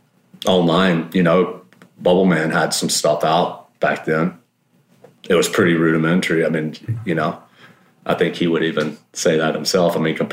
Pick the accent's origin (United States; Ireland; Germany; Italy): United States; South Mississippi; also born or lived in California; now in Santa Rosa, United States; I grew up in South Mississippi, which was crazy, crazy place to grow up